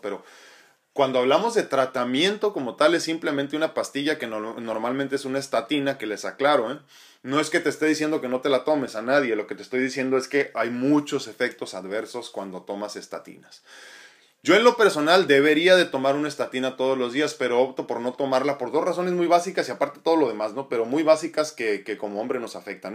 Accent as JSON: {"language": "Spanish", "country": "Mexico", "said": "como, latinos y como mexicanos en específico"}